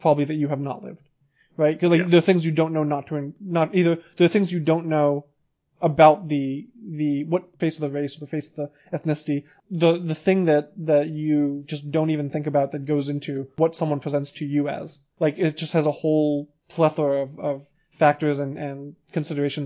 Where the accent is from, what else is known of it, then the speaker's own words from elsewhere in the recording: United States; My parents are both Iranian. I was raised in the United States